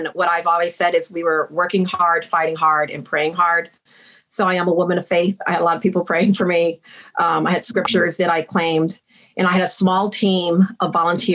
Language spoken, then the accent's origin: English; San Antonio, Texas, United States; also born or lived in Princeton; Growing up in San Antonio